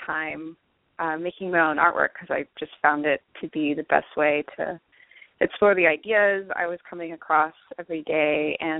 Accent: Long Beach, California, United States; So I grew up in Long Beach, California, which is a very creative city in my eyes

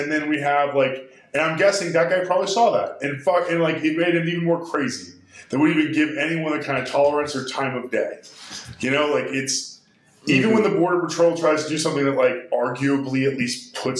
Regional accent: Texas, United States; because we are of, Spanish heritage, Latin heritage, Mexican heritage.

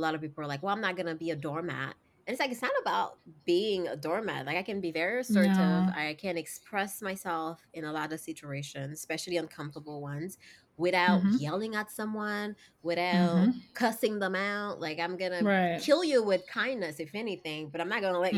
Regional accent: Haiti; moved away; I grew up in Haiti

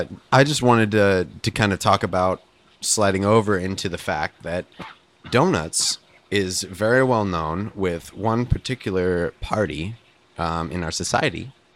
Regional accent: Oregon, United States; I grew up in Oregon and blackberries in my backyard.

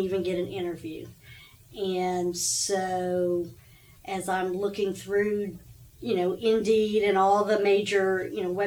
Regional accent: Houston, Texas, United States; also born or lived in Fort Bend County, Texas / Conroe, Texas / Huntsville, Texas; I actually was born and raised in Houston and in South Houston

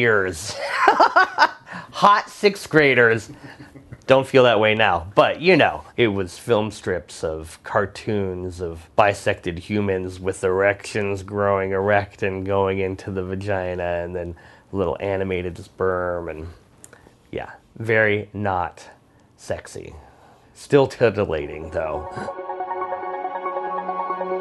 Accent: Tucson, Arizona, United States; I grew up in Tucson, Arizona

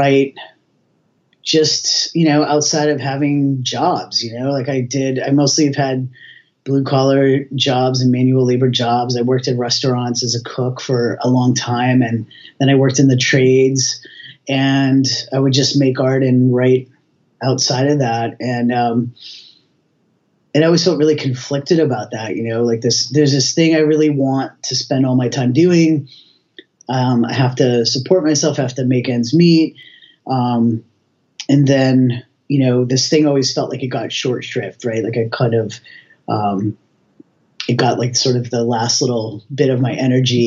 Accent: outside of Boston, Massachusetts, United States; also born or lived in US West Coast; now in Halifax, Canada; I grew up outside of Boston

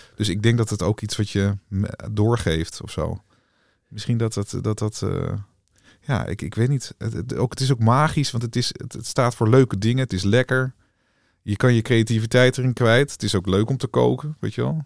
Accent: Wageningen, Gelderland, Netherlands; also born or lived in Rhenen; ik ben geboren in Renen, eh, bij de Greppenberg, daar in de buurt. Ja. En eh, uiteindelijk eh, verder opgegroeid in Wageningen

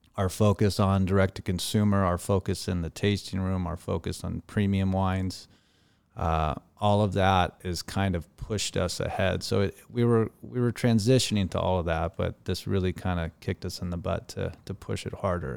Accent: Laguna Beach, California, United States; grew up in Laguna Beach

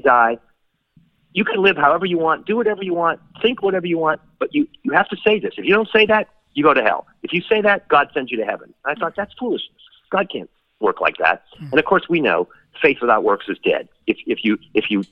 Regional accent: Boston, Massachusetts, United States; I grew up in Boston, was not a super religious family

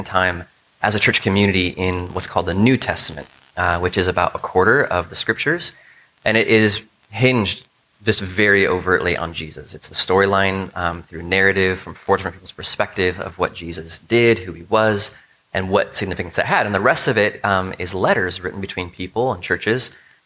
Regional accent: United States; a lot of us as Americans and as American Christians

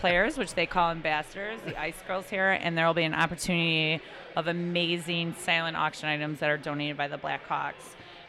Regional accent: Chicago, Illinois, United States; I live here. I'm raising my kids here. You know, I've lived here for 15 years. I grew up in Old Norwood.

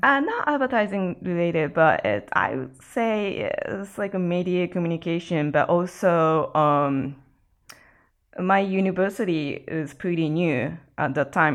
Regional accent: Ibaraki, Japan; moved away as an adult; also born or lived in Texas, United States; now in Los Angeles, United States; In my hometown, Ibaraki

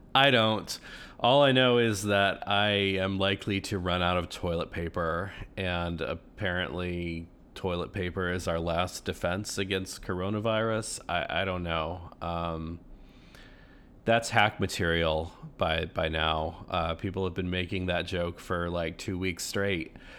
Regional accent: New England, United States; also born or lived in Oklahoma; now in Wisconsin, United States; I was, um, born in New England

